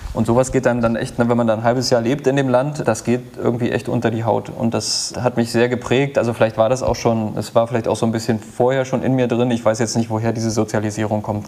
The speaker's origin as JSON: {"language": "German", "town": "Wittenberg", "region": "Saxony-Anhalt", "country": "Germany", "tie": "born or raised there", "moved": "yes", "said": "mit Leuten aus, aus mein, meiner Heimat befreundet und das ist jetzt auch nicht so weit weg von Berlin, ne? also Wittenberg"}